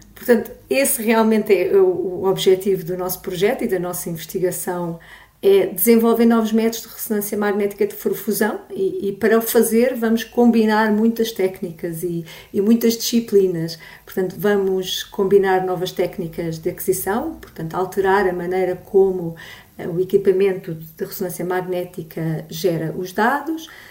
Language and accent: Portuguese; Olhão, Algarve, Portugal; moved away; eu sou natural de Olhão, uh, tive bastantes anos fora e agora voltei para cá